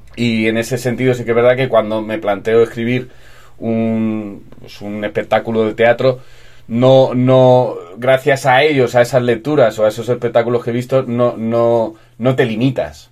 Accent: Almansa, Castilla-La Mancha, Spain; moved away as an adult; also born or lived in Alicante; yo soy de Albacete

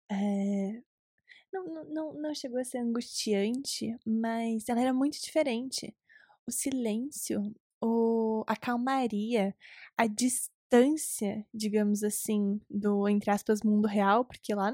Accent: Recife, Pernambuco, Brazil; born there; now in Curitiba, Brazil; Se você não sabe, eu nasci em Recife, Pernambuco.

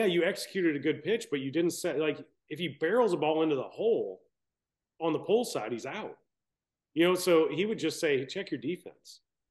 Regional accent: Baton Rouge, Louisiana, United States; I'm from Baton Rouge

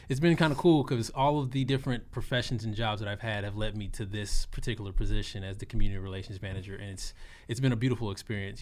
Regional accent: Austin, Texas, United States; also born or lived in Arlington, Texas; I am born and raised in Austin, Texas, South Austin

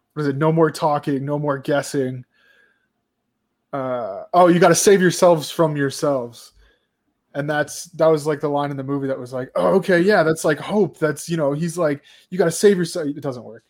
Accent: United States; as an American

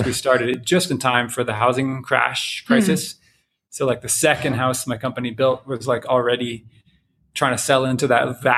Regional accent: Canada; moved away as an adult; also born or lived in Boulder, Colorado / Louisville, Colorado; now in Longmont, United States; I moved from Canada. That's where I grew up.

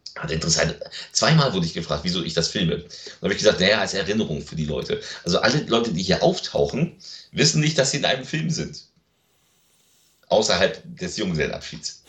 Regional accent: Lübeck, Schleswig-Holstein, Germany; meine Heimatstadt. Das ist Lübeck

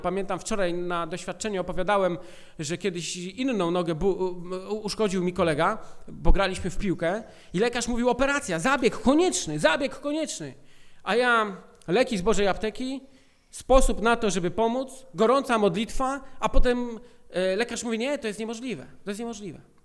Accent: Poland; urodziliśmy się w Polsce

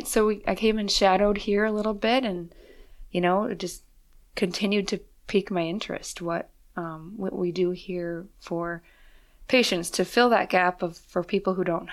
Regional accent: Fargo, North Dakota, United States; moved away as an adult; I was born and raised in Fargo, North Dakota

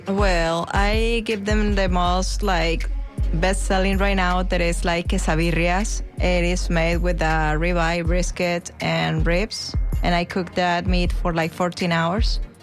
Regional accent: Guadalajara, Jalisco, Mexico; moved away as an adult; now in Tampa, United States; I'm originally from Guadalajara, Mexico

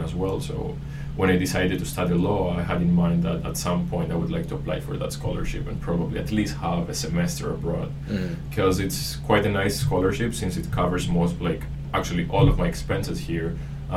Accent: Panama; I'm from Panama. I'm half Panamanian, half Greek.

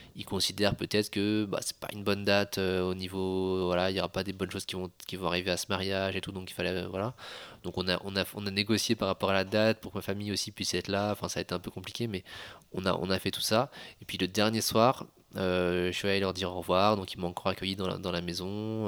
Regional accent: France; moved away; je suis français

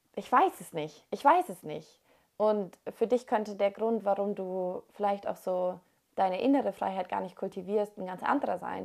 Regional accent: Germany; moved away; Und in Deutschland, also da, wo wir aufgewachsen sind oder da auf jeden Fall, wo ich aufgewachsen bin

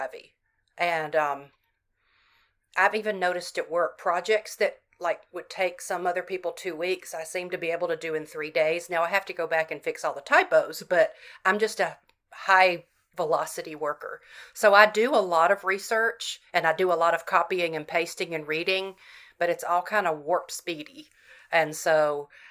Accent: Florence, Alabama, United States; my hometown of Florence, Alabama

